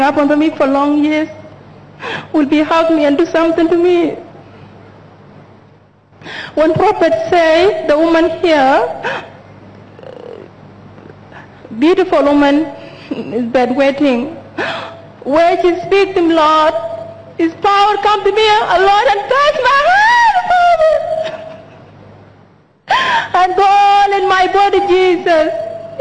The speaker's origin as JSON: {"language": "English", "country": "South Sudan", "moved": "yes", "lives_now": "Australia", "said": "I'm from South Sudan, living in Australia."}